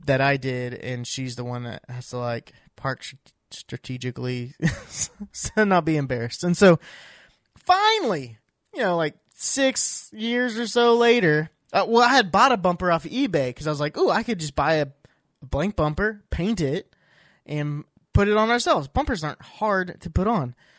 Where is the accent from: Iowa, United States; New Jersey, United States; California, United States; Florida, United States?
Iowa, United States; I grew up in Iowa